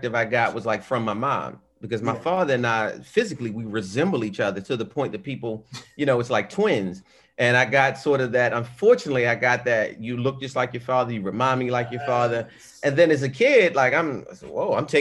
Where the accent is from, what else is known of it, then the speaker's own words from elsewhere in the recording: Baltimore, Maryland, United States; Growing up in Baltimore